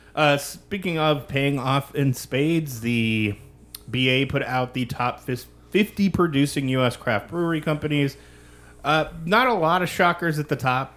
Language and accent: English; Kansas, United States; my home state